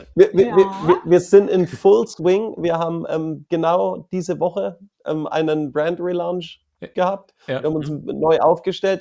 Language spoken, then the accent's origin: German; Franconia, Bavaria, Germany; moved away as an adult; now in London, United Kingdom; Bei uns in Franken